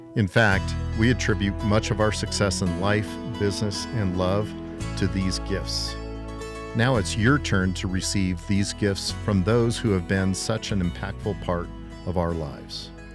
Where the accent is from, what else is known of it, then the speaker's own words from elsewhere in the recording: Colorado Springs, Colorado, United States; I was born and raised here in beautiful Colorado Springs, Colorado